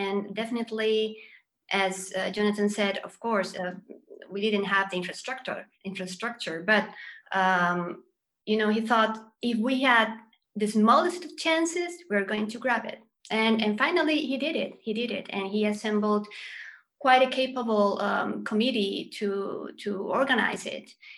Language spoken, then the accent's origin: English; Chile; I grew up in Chile